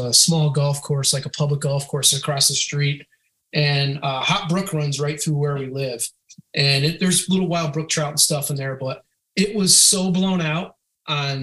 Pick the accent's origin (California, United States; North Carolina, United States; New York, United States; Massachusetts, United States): Massachusetts, United States; Western; I grew up in Western Massachusetts, kind of in the foothills of the Berkshires